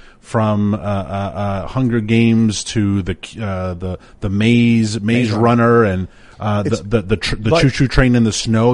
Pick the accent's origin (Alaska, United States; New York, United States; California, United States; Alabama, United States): New York, United States; moved away; my hometown of New York